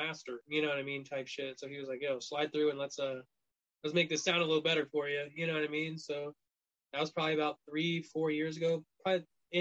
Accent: Missouri, United States; we grew up in Missouri

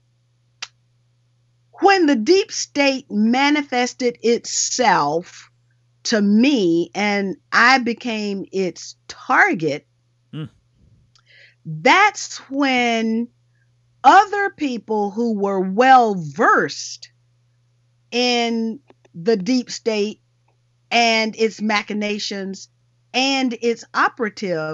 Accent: Georgia, United States; I'm from Georgia

